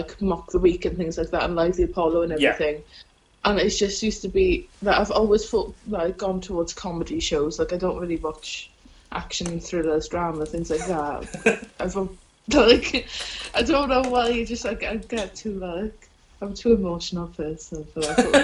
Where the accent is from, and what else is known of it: Wales, United Kingdom; accent: Welsh